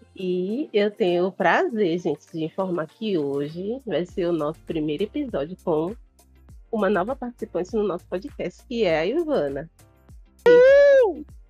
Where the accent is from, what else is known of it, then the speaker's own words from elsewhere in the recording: Salvador, Bahia, Brazil; eu sou do Nordeste, eu sou de Salvador